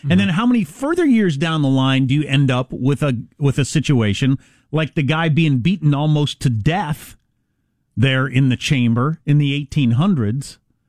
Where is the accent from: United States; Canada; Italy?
United States; Kansas; my home state of Kansas